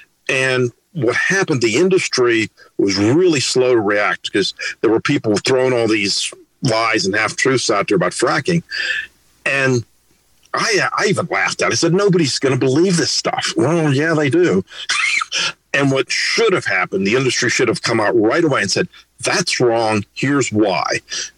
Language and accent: English; Pittsburgh, Pennsylvania, United States; I grew up in Pittsburgh